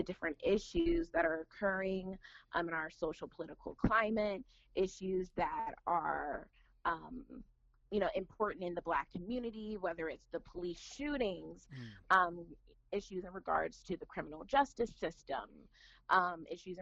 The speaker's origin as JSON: {"language": "English", "country": "United States", "tie": "born or raised there", "moved": "as an adult", "lives_now": "Dayton, United States", "said": "I was raised in the Washington, D.C. area"}